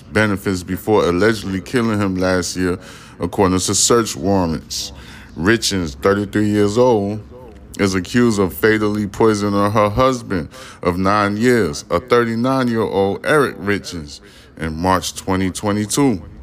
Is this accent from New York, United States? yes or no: yes; New York City, New York, United States; I am a New Yorker